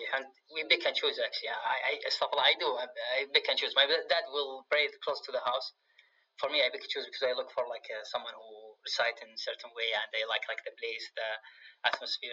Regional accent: Riyadh, Riyadh Province, Saudi Arabia; English is a second language; also born or lived in Oregon, United States / Richmond, United States; in Riyadh here, I grew up in Riyadh

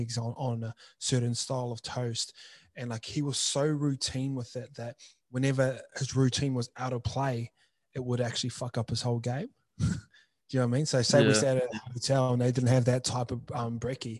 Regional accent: New Zealand; moved away; I grew up in New Zealand

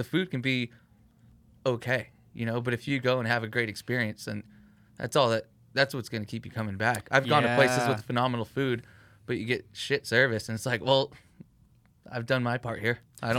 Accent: Whittier, California, United States; I grew up in the Whittier area, like pretty close to it, but played ball on Pico, had friends on one side of town, and then went to high school on another side of town

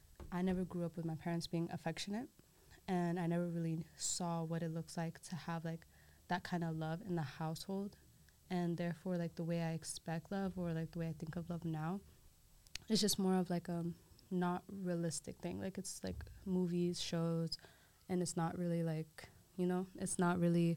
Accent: Ethiopia; So my cultural background, I'm Somali, and even more in depth, I'm Somali, but I'm from Dereroa, so that's in Ethiopia.

